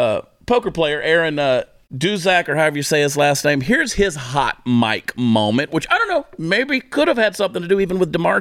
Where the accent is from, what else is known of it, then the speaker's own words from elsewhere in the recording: Canada; And I'm a Canadian.